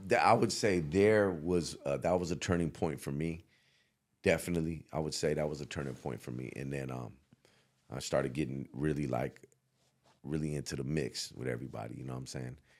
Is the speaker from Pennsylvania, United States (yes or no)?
no; the Bay Area, California, United States; moved away; also born or lived in the South; I came from the Bay and went down south